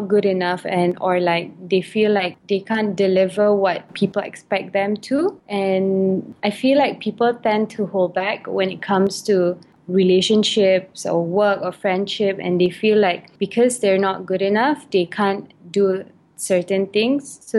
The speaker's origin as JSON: {"language": "English", "country": "Malaysia", "tie": "born or raised there", "also_born_or_lived": "United Kingdom", "said": "I'm Malay. I reside in Malaysia. I was born in the United Kingdom, but I was raised in Malaysia."}